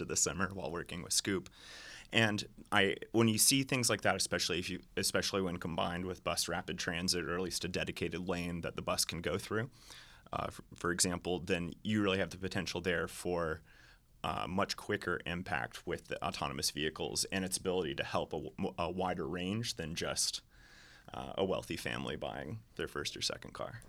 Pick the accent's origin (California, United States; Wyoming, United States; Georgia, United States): Georgia, United States; Atlanta; moved away as an adult; I grew up in Atlanta, um, left in two thousand eight and returned